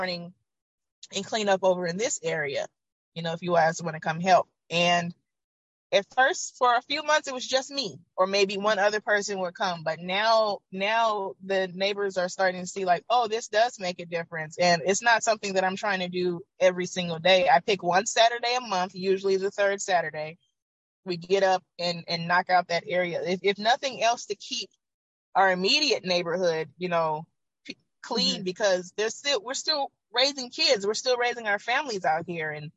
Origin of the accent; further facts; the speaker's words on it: Oakland, California, United States; also born or lived in Georgia; Once I moved back to Oakland from Georgia, growing up here